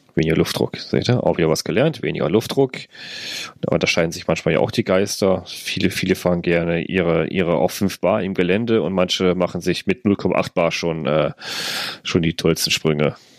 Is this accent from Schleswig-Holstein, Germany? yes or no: no; North Rhine-Westphalia, Germany; bei uns in NRW